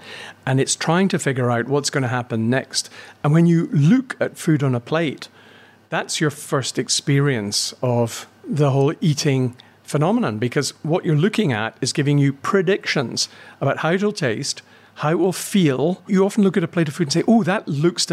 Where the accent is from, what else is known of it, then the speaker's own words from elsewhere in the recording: Glasgow, Scotland, United Kingdom; I grew up in Glasgow